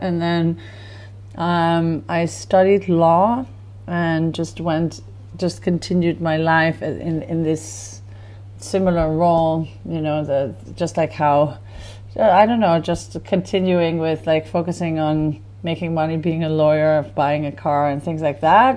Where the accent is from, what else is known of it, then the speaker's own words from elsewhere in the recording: Netherlands; now in Tel Aviv, Israel; growing up in Holland, you definitely always had the influence of festivals